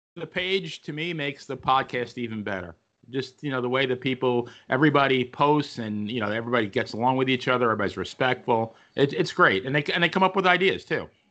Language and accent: English; Farmingdale, New York, United States; my hometown of Farmingdale, New York, Long Island